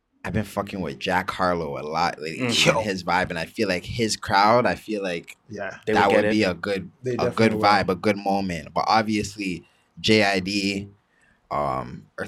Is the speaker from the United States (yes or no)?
no; Toronto, Ontario, Canada; I'm from Toronto. I'm from the north.